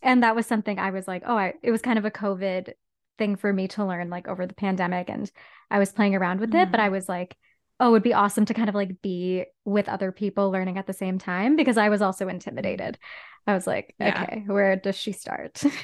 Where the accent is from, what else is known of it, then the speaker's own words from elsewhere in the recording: Whitby, Ontario, Canada; now in Toronto, Canada; grew up in Whitby, Ontario